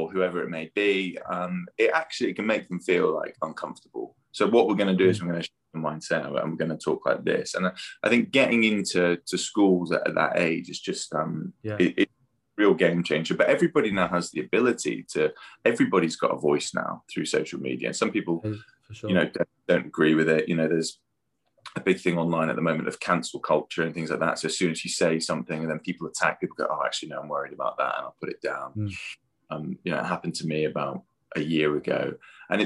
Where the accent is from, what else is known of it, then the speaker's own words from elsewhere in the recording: United Kingdom; our culture as well, like being British